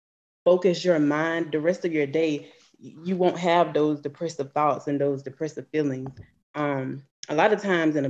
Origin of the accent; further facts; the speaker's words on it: Swainsboro, Georgia, United States; moved away as an adult; now in Atlanta, United States; I'm from Swainsboro, Georgia